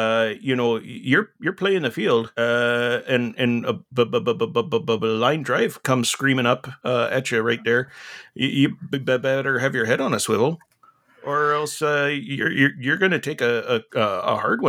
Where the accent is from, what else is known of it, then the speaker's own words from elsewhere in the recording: Menominee, Wisconsin, United States; I left Oregon a while back. I'm back in my hometown of Menominee, Wisconsin.